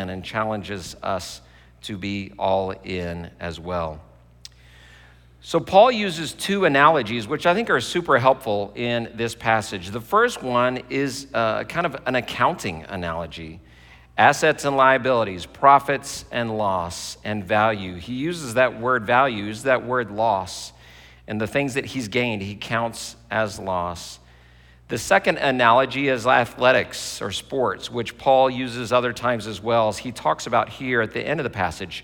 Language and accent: English; Texas, United States; moved away; I grew up in Texas